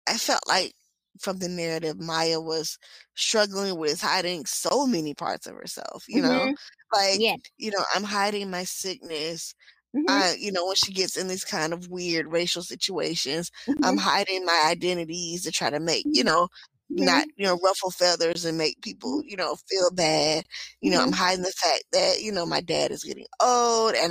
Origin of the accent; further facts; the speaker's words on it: Georgia, United States; I'm from Georgia